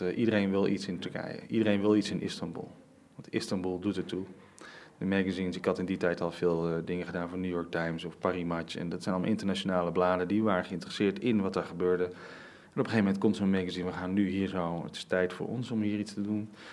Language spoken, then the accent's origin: Dutch; Rotterdam, South Holland, Netherlands; born or raised there